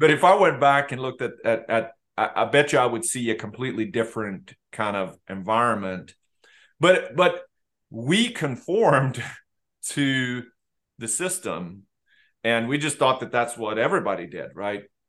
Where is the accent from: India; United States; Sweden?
Sweden; moved away as an adult; I grew up in Sweden and I left when I was, when I was eighteen